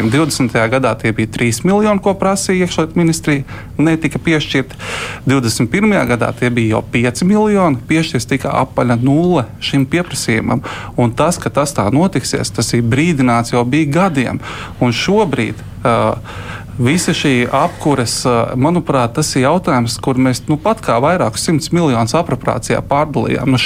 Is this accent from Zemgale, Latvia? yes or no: yes; Zemgale, Latvia; es no Zemgals.